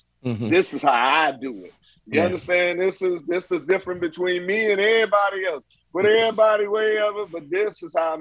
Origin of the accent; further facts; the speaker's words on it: Washington, District of Columbia, United States; moved away as an adult; also born or lived in Atlanta, Georgia; I'm from Southeast DC